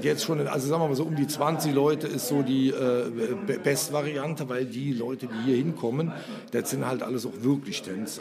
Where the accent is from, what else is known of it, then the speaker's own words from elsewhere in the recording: Germany; moved away; da, wo ich herkomme, von der Mosel, äh, meine Eltern 50 äh, Jahre lang ein Hotel gemacht haben, war Tanztee eigentlich gang und gäbe. Also ich bin mit Tanztee groß geworden